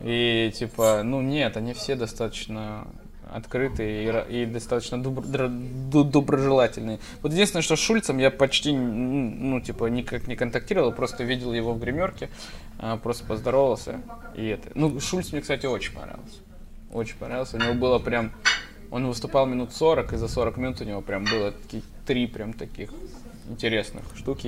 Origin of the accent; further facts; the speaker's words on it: Deputatsky, Sakha Republic, Russia; moved away; Я им на карте показываю депутатский